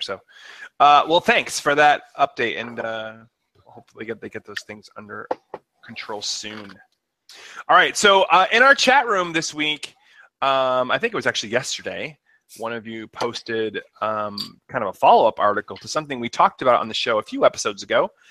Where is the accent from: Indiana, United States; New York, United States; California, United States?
New York, United States; Rochester; moved away; Rochester, New York. Keith and my hometown area